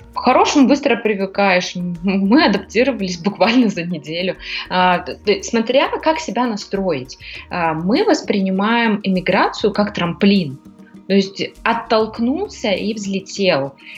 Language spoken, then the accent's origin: Russian; Almaty, Kazakhstan; moved away as an adult; now in Greece; я из Казахстана, меня почти вся Алматы знала